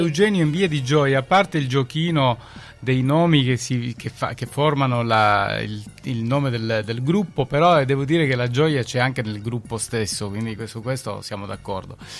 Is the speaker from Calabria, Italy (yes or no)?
yes; Calabria, Italy; noi siamo contenti quando qualcuno torna dalle nostre parti, poi ci dà la carica giusta per andare avanti anche a noi, insomma che in Calabria facciamo un po' di fatica